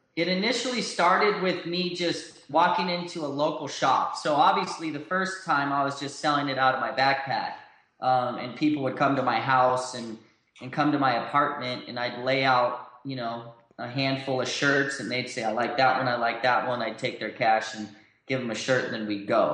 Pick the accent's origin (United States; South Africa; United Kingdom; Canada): United States; Southern California; moved away as an adult; also born or lived in Utah; I grew up in Southern California